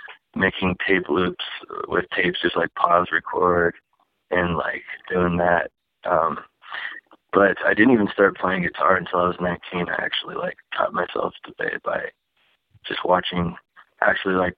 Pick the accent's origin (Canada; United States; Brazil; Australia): United States; Dallas Center, Iowa; moved away as an adult; also born or lived in Des Moines, Iowa; now in Los Angeles, United States; I'm actually from Iowa. I was born in Des Moines, Iowa, and I grew up in a small town outside of there. It was about 1,200 people or so. 1500 called Dallas Center, Iowa